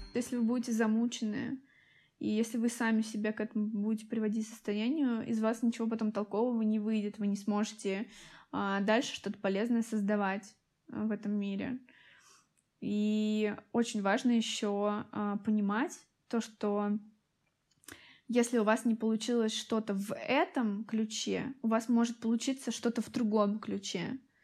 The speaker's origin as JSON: {"language": "Russian", "town": "Tolyatti", "region": "Samara Oblast", "country": "Russia", "moved": "yes", "said": "и сама я из Тольятти."}